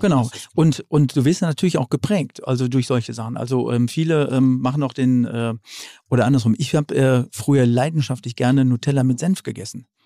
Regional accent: North Rhine-Westphalia, Germany; moved away; also born or lived in Franconia; ich als Westfale

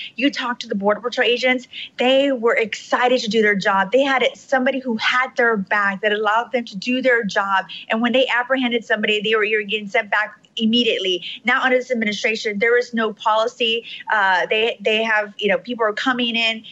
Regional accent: Rio Grande Valley, Texas, United States; I was raised down in the Rio Grande Valley for the past 37 years

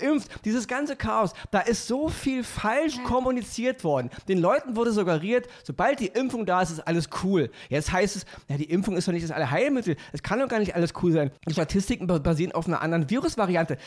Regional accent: Berlin, Germany; ich komme aus Berlin

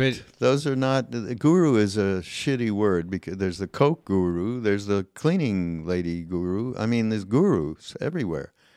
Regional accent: Canada; I'm Canadian

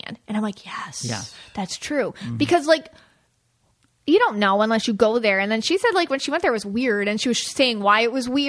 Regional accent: near Lily Dale, Western New York, United States; I grew up near Lilydale

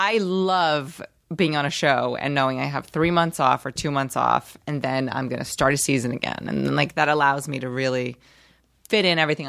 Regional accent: Rio de Janeiro, Brazil; now in United States; Well, I'm from Rio, and I highly recommend Rio.

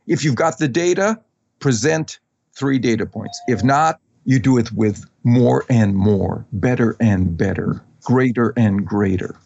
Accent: Wisconsin, United States; I grew up in Wisconsin

